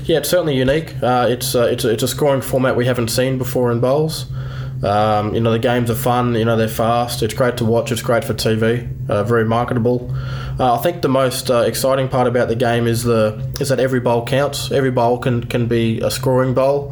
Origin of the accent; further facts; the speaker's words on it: Queensland, Australia; moved away as an adult; also born or lived in New South Wales; now in Sydney, Australia; Queenslander at heart, case born and bred. Uh, I've been converted though. I'm a, I'm a New South Welshman now.